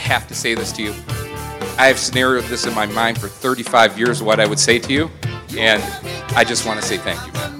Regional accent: Buffalo, New York, United States; I'm too from Buffalo, New York

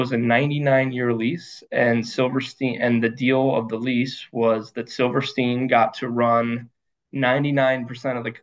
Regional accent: rural Connecticut, United States; I was born in Connecticut, born and raised in rural Connecticut.

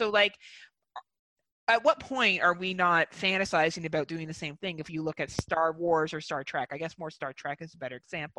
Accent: Wales, United Kingdom; I say we because I'm white and I am from Wales. And my people came here and colonized.

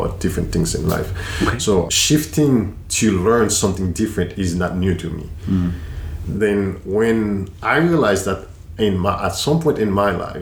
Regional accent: Haiti; moved away as an adult; I grew up in Haiti

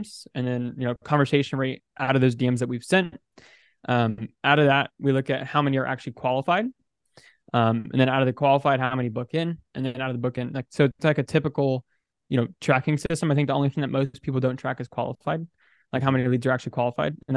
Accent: United States; I'm an American, I'm a bro, I'm 20 years old

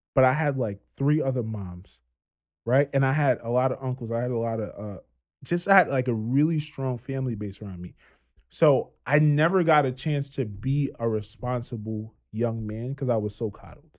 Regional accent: Trinidad & Tobago; accent: Trini; moved away; born and raised in Trinidad

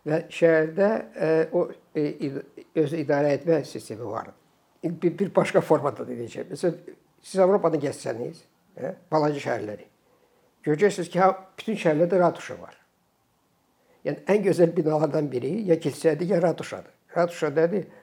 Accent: Azerbaijan; Mən ona görə Azərbaycanlıyam.

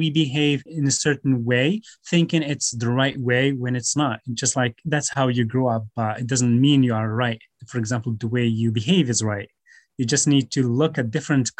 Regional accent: Morocco; first language Tamazight and Moroccan Arabic; English is a second language; I grew up in an Amazigh culture, but also the Moroccan Arabic is here in my hometown

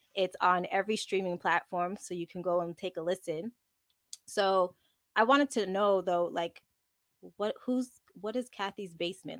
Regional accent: Montreal, Quebec, Canada; I'm from I'm from Montreal.

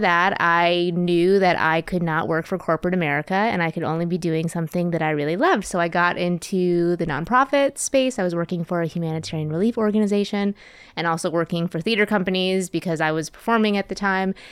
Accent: Wisconsin, United States; moved away; also born or lived in Twin Cities, Minnesota; I'm from the Midwest. I'm from Wisconsin originally

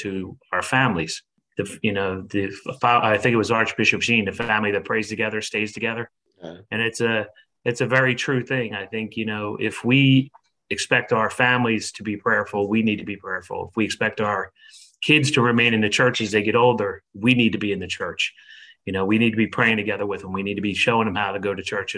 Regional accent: Downingtown, Pennsylvania, United States; my hometown here in Downingtown, PA

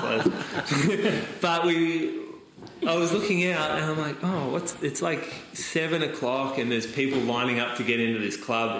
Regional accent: Australia; I'm an Australian at a school with zero other Australians

